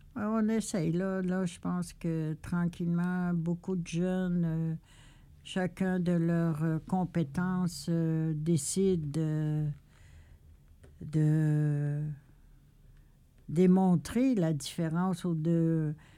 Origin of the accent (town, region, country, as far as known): Quebec, Canada